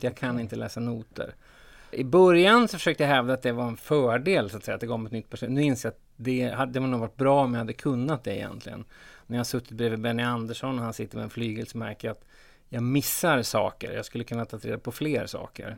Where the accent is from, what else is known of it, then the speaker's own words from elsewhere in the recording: Sweden; som svensk